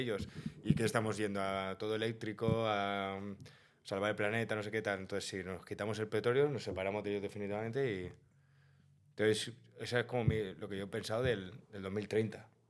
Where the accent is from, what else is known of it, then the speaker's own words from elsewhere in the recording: Spain; Siendo español